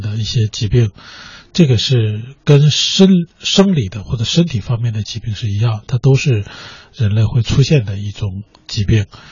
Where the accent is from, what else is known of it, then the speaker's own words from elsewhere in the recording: China; 我们中国人